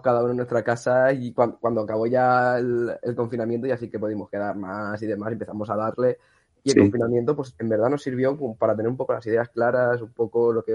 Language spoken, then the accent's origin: Spanish; Massamagrell, Valencian Community, Spain; Somos de Masamagrey, al lado cerca de, Rafael Buñol